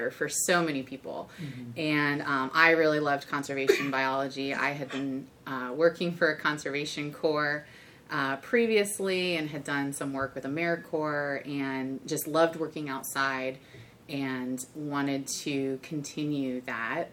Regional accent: Michigan, United States; moved away as an adult; also born or lived in Arizona; now in Cincinnati, United States; I grew up in Michigan and studied out in Arizona. So I moved here about 10 years ago

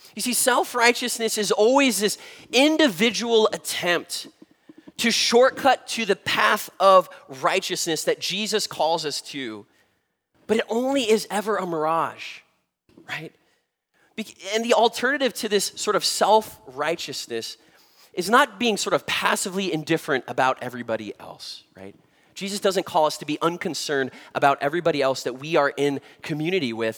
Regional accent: Southern California, United States; having been born and raised in Southern California

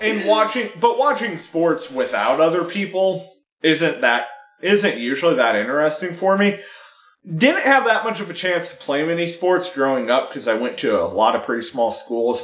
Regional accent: San Francisco, California, United States; I was born in San Francisco

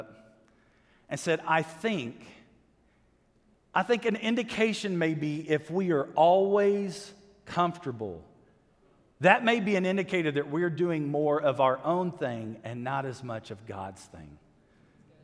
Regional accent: United States

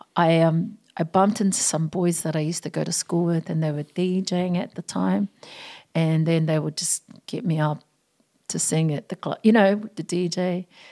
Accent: Auckland, New Zealand; also born or lived in Sydney, Australia; now in Australia; I grew up in South Auckland

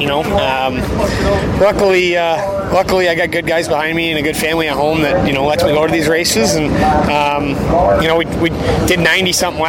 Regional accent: Ontario, Canada; also born or lived in Ridgeway, Ontario; I actually still live in Canada. So I live like on the Canadian side of Buffalo, which is Fort Erie, Ontario, or, you know, the town that I live in is actually Ridgeway.

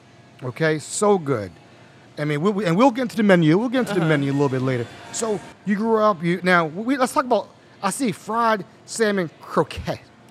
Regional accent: Randallstown, Maryland, United States; when I grew up in Baltimore, I lived all the way out in Randallstown, Baltimore County.

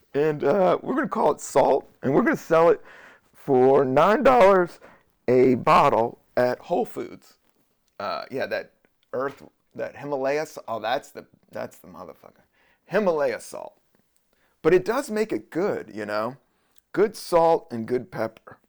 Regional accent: Virginia, United States; moved away as an adult; also born or lived in Washington, D.C. / San Francisco; now in New York, United States; I was born in D C, but raised most of my life in Virginia

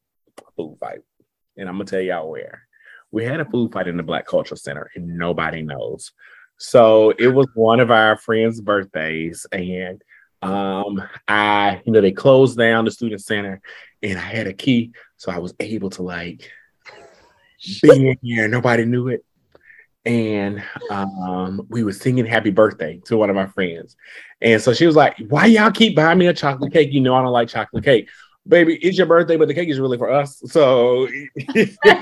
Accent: Alabama, United States; now in Washington, D.C., United States; I'm from Alabama

